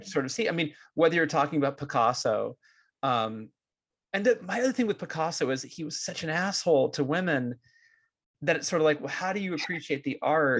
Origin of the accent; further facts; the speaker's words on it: Bay Area, California, United States; growing up in the Bay Area as like a jittery Jewish kid